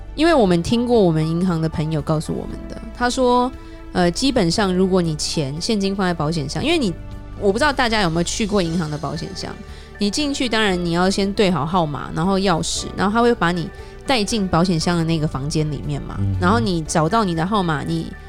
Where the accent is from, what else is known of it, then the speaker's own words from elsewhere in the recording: Taiwan; now in United States; 我们台湾人爱吃的东西